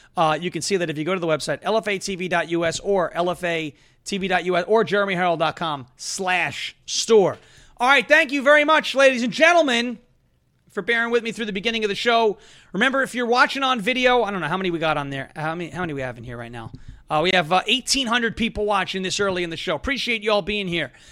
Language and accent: English; Long Island, New York, United States; I'm from Long Island